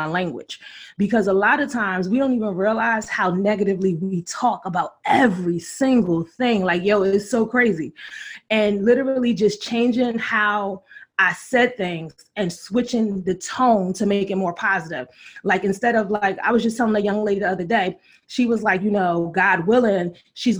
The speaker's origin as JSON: {"language": "English", "town": "Philadelphia", "region": "Pennsylvania", "country": "United States", "tie": "born or raised there", "said": "I grew up in West Philly, 40th and Market in the 90s"}